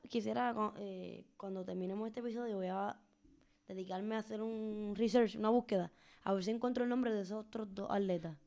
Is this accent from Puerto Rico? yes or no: yes; Puerto Rico; mi pueblo Puerto Rico